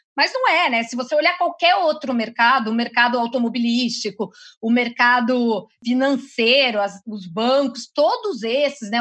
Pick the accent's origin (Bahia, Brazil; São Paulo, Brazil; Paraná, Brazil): São Paulo, Brazil; interior of; moved away; eu sou do interior de São Paulo, então essa área né, é de uma cidade pequena